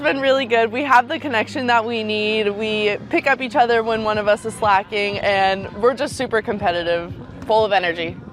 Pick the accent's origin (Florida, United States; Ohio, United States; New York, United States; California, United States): California, United States; moved away as an adult; now in Monroe, Louisiana, United States; I'm a junior at ULM and I'm from California.